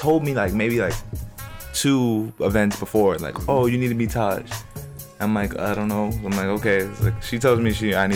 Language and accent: English; New York City, New York, United States; I grew up in East Elmhurst basically most of my life, mm-hmm. or, like, Queens